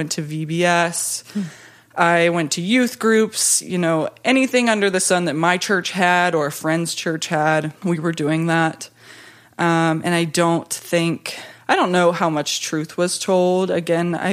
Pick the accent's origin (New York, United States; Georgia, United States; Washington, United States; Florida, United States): Georgia, United States; I grew up in the South in a nominally Christian home